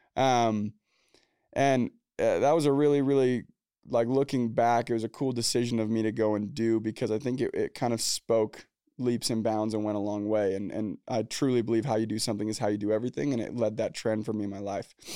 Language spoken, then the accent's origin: English; Orem, Utah, United States; also born or lived in Provo, Utah; I was born in Orem, Utah, Provo, Utah. Grew up in Orem, Utah